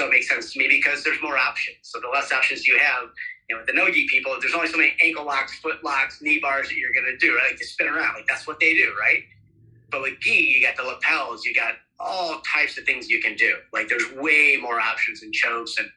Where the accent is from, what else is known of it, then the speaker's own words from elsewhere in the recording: Ohio, United States; now in Phoenix, United States; I'm from Ohio originally, and I wrestled in high school for the first 2 years